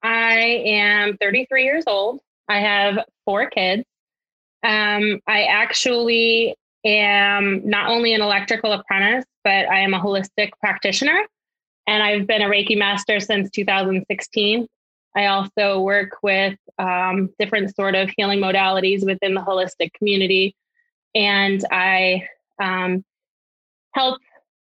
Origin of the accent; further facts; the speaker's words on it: Connecticut, United States; I am not imported. I'm originally from Connecticut, but I have heard that I don't have that accent because I'm smack right next to Boston and New York.